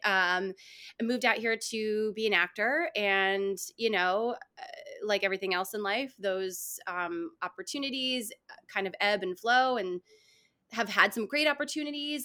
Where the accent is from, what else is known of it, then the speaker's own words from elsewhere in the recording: New York, United States; moved away as an adult; now in Los Angeles, United States; I'm originally from New York